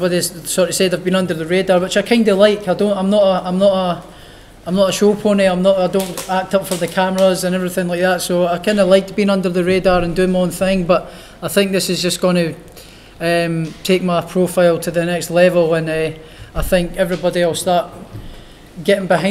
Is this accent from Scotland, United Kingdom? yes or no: yes; Edinburgh, Scotland, United Kingdom; Easter Road, my hometown football club